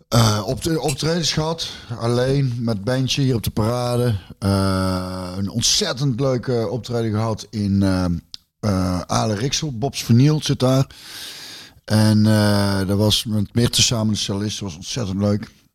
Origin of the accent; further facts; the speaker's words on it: near Loosbroek, North Brabant, Netherlands; Loosbroek. Dus dat is ook vlakbij waar ik vandaan kom